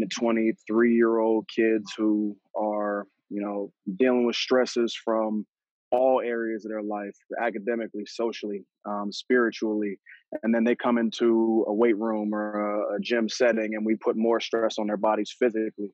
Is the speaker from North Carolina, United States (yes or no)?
yes; Wake Forest, North Carolina, United States; also born or lived in Boston, Massachusetts / Virginia; So I moved to Wake Forest, North Carolina, in 2005. So I was originally born in Boston, Massachusetts, but, you know, I've been here longer than I was up there